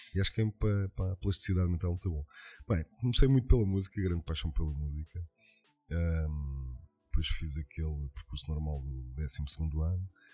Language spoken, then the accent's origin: Portuguese; Lisbon, Portugal; sou de Lisboa, os meus avós é eram de Lisboa, os meus pais eram de Lisboa, os meus bisavós eram de Lisboa